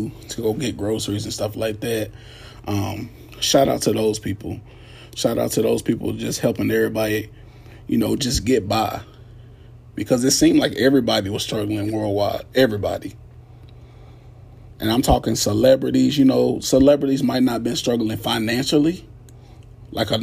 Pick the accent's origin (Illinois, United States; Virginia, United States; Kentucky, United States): Kentucky, United States; Radcliff; I'm originally from Radcliffe, Kentucky, about 25 miles away from Louisville.